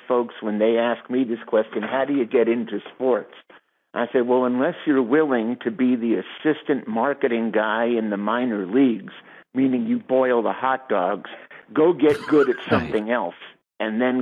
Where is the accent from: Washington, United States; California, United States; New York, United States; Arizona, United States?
New York, United States; moved away; I grew up in New York in the 50s